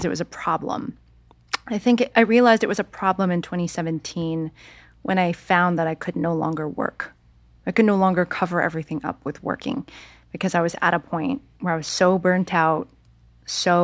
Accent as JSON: {"language": "English", "town": "San Jose", "region": "California", "country": "United States", "tie": "born or raised there", "moved": "yes", "said": "I went back to San Jose, California, my hometown."}